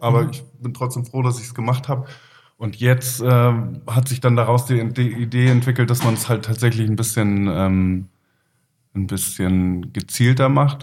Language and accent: German; Kiel, Schleswig-Holstein, Germany; born or raised there; also born or lived in Leipzig / Flensburg